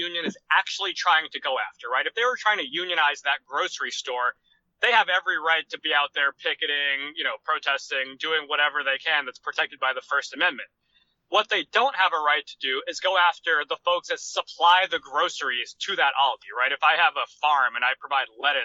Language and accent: English; Rhode Island, United States; my home state of Rhode Island